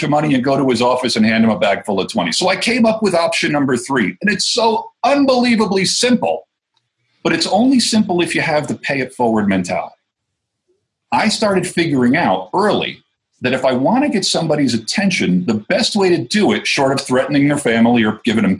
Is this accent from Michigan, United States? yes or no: no; New Jersey, United States; accent: Jersey; moved away as an adult; now in Colorado, United States; I'm originally from New Jersey. I got moved to Colorado 12 years ago